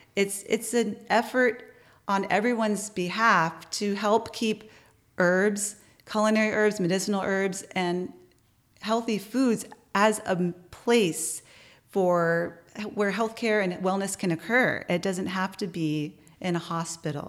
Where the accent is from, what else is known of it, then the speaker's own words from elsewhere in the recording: San Antonio, Texas, United States; now in Austin, United States; from San Antonio